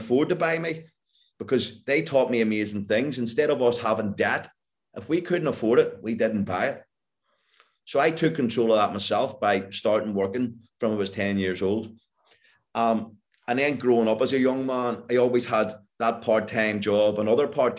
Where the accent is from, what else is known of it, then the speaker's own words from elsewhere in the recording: Northern Ireland, United Kingdom; growing up in Northern Ireland in the 1970s